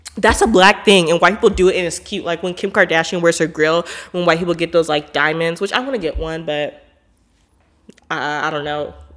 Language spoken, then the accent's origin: English; Portland, United States; I'm from Portland